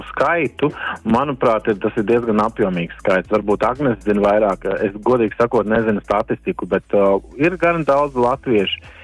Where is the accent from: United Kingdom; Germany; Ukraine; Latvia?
Latvia; now in Stavanger, Norway; uz doto brīdi izrādījuši iniciatīvu ir latviešu interesi, un tad līdz ar to mēs esam visi latvieši.